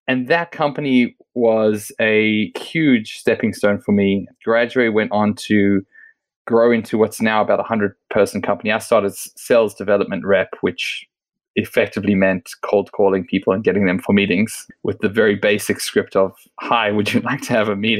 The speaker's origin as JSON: {"language": "English", "country": "Australia", "tie": "born or raised there", "also_born_or_lived": "South Africa", "moved": "as an adult", "lives_now": "Israel", "said": "I was born in South Africa, moved to Australia when I was a teenager, grew up there"}